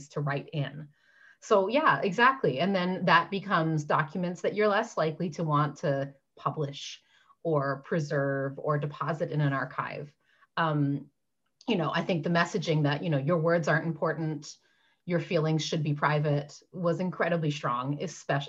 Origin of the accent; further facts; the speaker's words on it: Newfoundland and Labrador, Canada; now in London, United Kingdom; I'm from Newfoundland